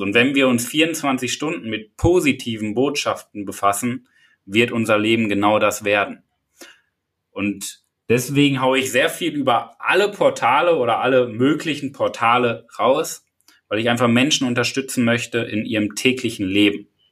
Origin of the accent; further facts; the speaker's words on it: Paderborn, North Rhine-Westphalia, Germany; ich komme ja aus Paderborn